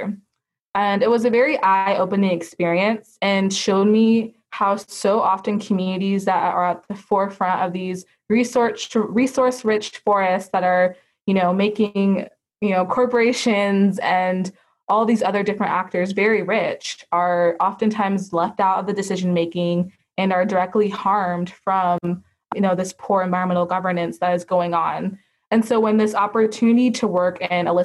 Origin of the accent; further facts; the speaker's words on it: Sacramento, California, United States; I grew up in Sacramento, California, which is a very diverse community